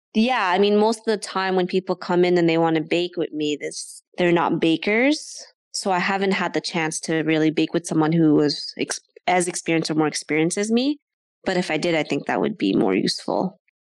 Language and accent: English; Ottawa, Ontario, Canada; I grew up in Ottawa my whole life